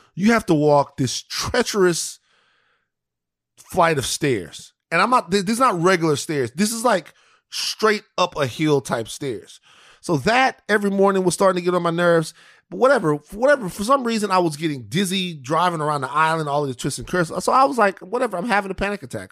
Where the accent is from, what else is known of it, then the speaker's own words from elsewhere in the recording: Louisiana, United States; I'm from Louisiana. It was amazing.